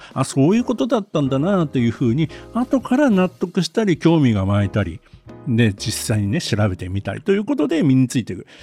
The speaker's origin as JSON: {"language": "Japanese", "region": "Gunma", "country": "Japan", "tie": "born or raised there", "said": "私は群馬県の出身なので、縄毛カルタという郷土カルタをですね、小学校から中学校の時にね、やりました"}